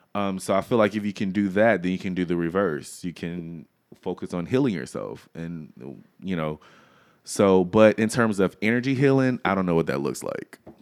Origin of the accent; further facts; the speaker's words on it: Louisiana, United States; I am from Louisiana